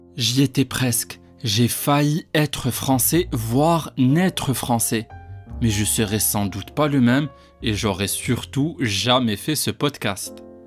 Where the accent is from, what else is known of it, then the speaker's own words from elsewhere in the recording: Casablanca, Casablanca-Settat, Morocco; moved away as an adult; now in France; j'étais là sur place à Casa depuis ma naissance